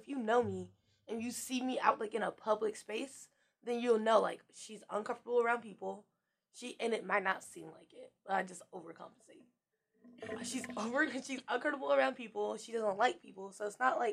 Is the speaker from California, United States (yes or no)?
yes; Palmdale, California, United States; I'm from Palmdale